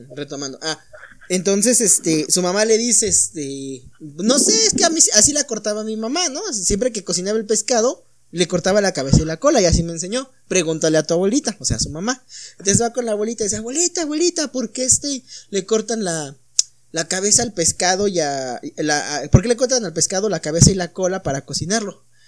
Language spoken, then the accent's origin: Spanish; Mexico; nosotros tenemos como mexicanos